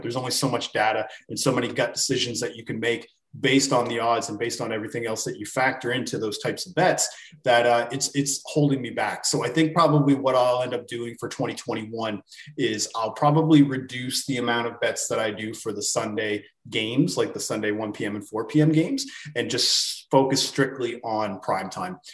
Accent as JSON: {"language": "English", "country": "Canada", "said": "I am from Canada"}